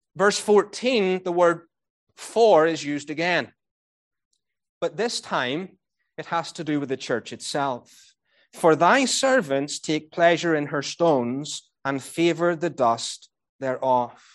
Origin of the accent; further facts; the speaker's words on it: Northern Ireland, United Kingdom; moved away; I was brought up in Northern Ireland